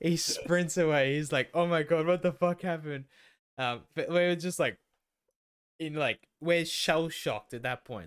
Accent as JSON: {"language": "English", "town": "Melton", "region": "Victoria", "country": "Australia", "tie": "born or raised there", "said": "I grew up there more than you did"}